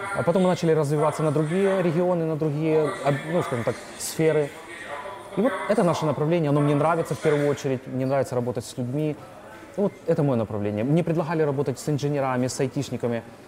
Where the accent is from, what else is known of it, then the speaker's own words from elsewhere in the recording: Kherson, Kherson Oblast, Ukraine; moved away as an adult; also born or lived in Dnipro; now in Poland; я сам из Украины, я с Херсона, обычный парень. И я также люблю Украину, это моя родина. Херсон моя родина, Днепр моя родина